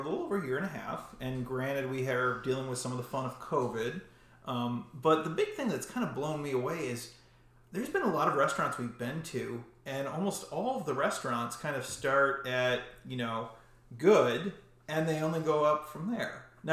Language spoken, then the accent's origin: English; Buffalo, New York, United States; we're from the Buffalo region